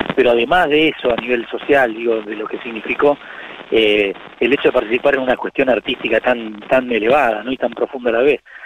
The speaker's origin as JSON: {"language": "Spanish", "region": "Buenos Aires", "country": "Argentina", "tie": "born or raised there", "said": "nací en el Bajo Belgrano"}